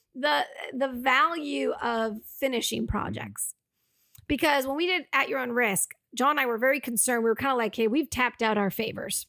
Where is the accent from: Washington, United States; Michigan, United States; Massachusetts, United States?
Massachusetts, United States; moved away as an adult; now in Los Angeles, United States; we ended up shooting in my hometown